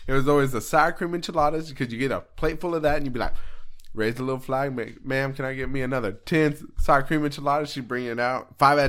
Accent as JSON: {"language": "English", "region": "Arizona", "country": "United States", "tie": "born or raised there", "said": "Yeah. I grew up in Arizona."}